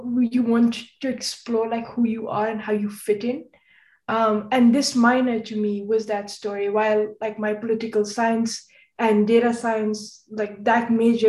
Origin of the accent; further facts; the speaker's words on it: Jammu and Kashmir, India; moved away as an adult; I was raised in Kashmir with the Central Board of School Education, so I did know the history of India and the history of the partition